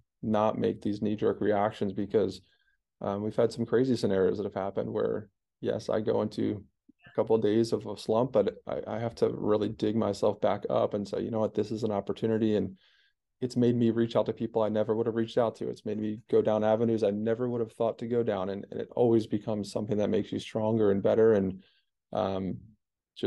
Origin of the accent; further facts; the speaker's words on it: East Coast, United States; where we grew up on the East Coast